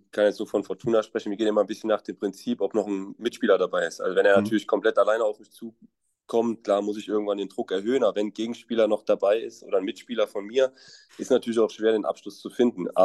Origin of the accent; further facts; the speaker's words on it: Koblenz, Rhineland-Palatinate, Germany; Ich komme ja aus Koblenz. Da ist ja auch schon sehr viel mit Karneval